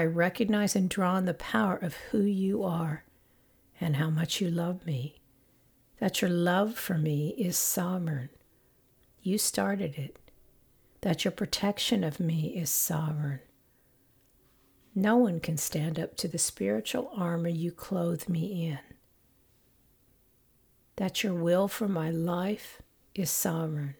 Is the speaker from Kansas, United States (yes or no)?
yes; Independence, Kansas, United States; moved away; I was born in Independence, Kansas.